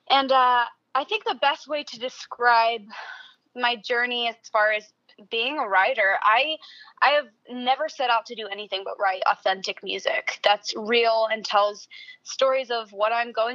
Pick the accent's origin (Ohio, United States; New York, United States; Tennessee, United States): Tennessee, United States; Nashville; also born or lived in Franklin, Tennessee; born and raised in Nashville.